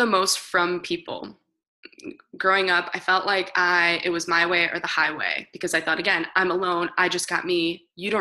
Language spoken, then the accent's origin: English; Michigan, United States; I was born in a small town. I'm from Michigan